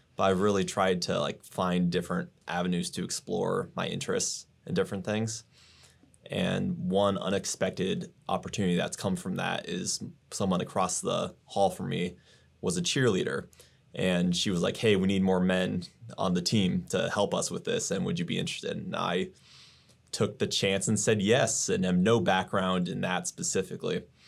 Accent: Grimes, Iowa, United States; I am from Grimes, Iowa, born in Iowa. I was raised, went to Johnston High School

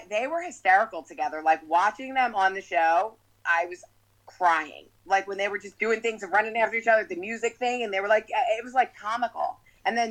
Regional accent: Philadelphia, Pennsylvania, United States; also born or lived in New Jersey; I'm from Philly, but grew up doing the summers in Jersey

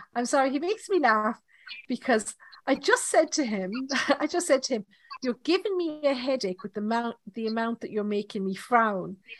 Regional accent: Ireland; accent: Irish; my Irish accent

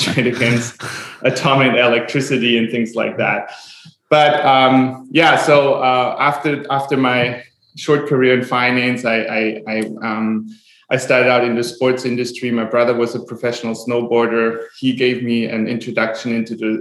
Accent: Germany; moved away as an adult; now in Maui, United States; I'm born and raised in Germany, today living in Hawaii, Maui.

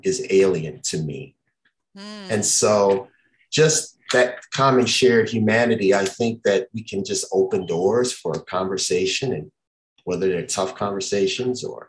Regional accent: Chicago, Illinois, United States; also born or lived in Memphis, Tennessee; It's the roots that I come from in Memphis, Tennessee, though I was born and raised in Chicago.

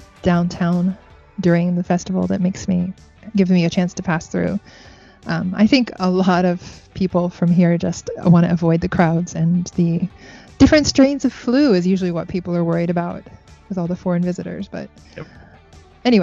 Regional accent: Florida, United States; now in Japan; I'm from Florida

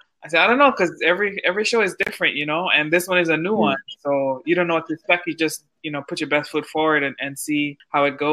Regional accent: Hawaii, United States; we're from this little place in the middle of the Pacific Ocean

